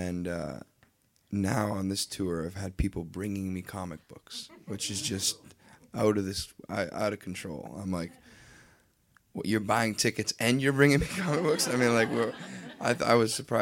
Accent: Leamington, Ontario, Canada; moved away; also born or lived in Nashville; we're from Leamington, Ontario

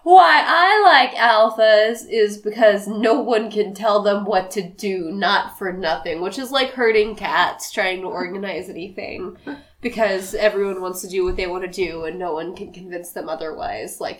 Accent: Missouri, United States; I'm from the same place as you are. I'm from Missouri.

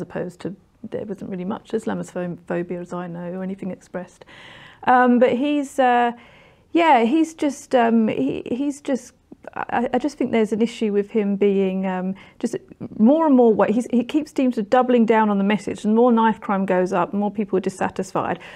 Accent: London, United Kingdom; also born or lived in Orpington; I grew up in New Cross

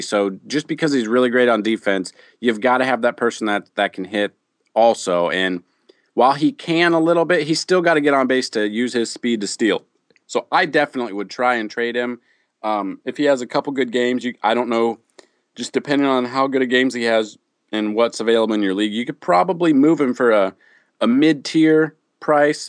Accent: Midwest, United States; I'm from the Midwest.

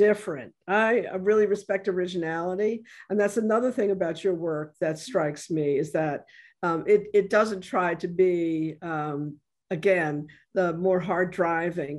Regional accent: New York, United States; moved away as an adult; now in New Orleans, United States; I'm originally from New York and I've been here for more years now than I lived in New York, but I lived up until I was 30 in New York.

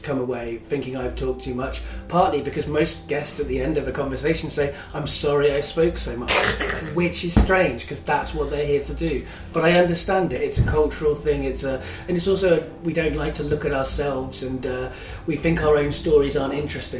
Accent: London, United Kingdom; accent: London; had a much more London accent than I have now.

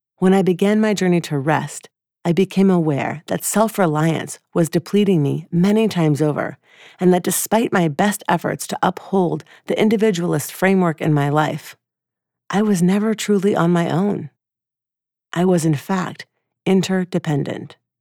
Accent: Atlanta, Georgia, United States; moved away; my hometown of Atlanta, Georgia

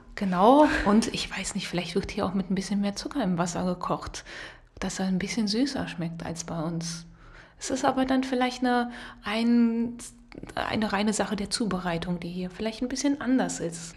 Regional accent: Rhineland, Germany; moved away as an adult; now in Potsdam, Germany; ich komme aus dem Rheinland, da sagt man auch nicht Semmel

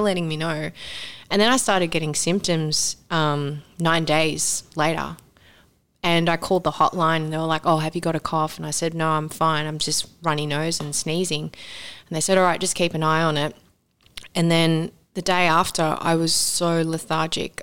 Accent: Sydney, New South Wales, Australia; moved away; growing up in Sydney

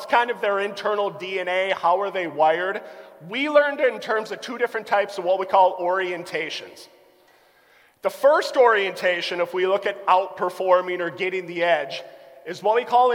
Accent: Albany, United States; growing up in Albany

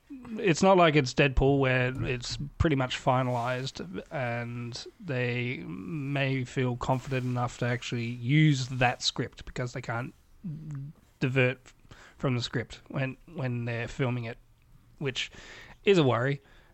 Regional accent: United Kingdom; And no AI, please. We're British.

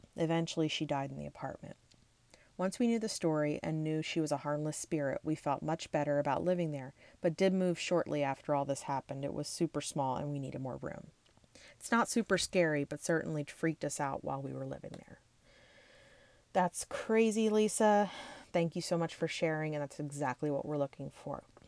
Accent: Levittown, Pennsylvania, United States; since I grew up in the Levittown area

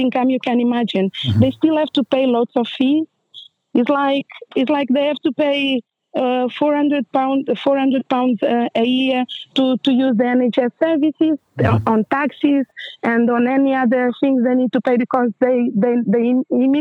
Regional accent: Portugal; moved away as an adult; also born or lived in Angola; now in United Kingdom; I'm original from Angola, but I grew up in Portugal

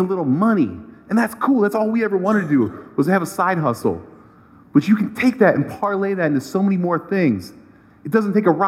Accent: Cleveland, Ohio, United States; I'm from Cleveland. I'm a proud local Cleveland guy

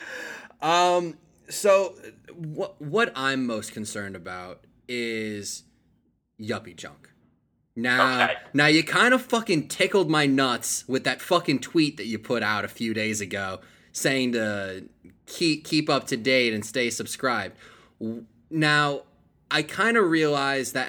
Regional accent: Bergen County, New Jersey, United States; now in Austin, United States; back in my hometown, back in Bergen County

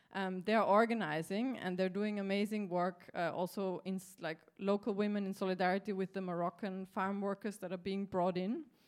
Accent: Austria; I'm from Austria

